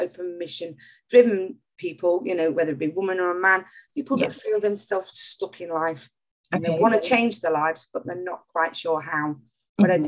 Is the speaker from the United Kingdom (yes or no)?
yes; Nottingham, East Midlands, United Kingdom; also born or lived in Bognor Regis; I'm from Nottingham